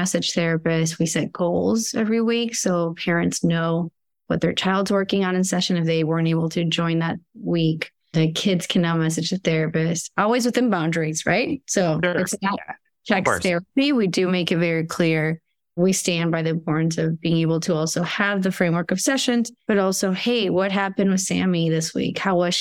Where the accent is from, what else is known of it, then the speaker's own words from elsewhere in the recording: Argentina; moved away; I come from Argentina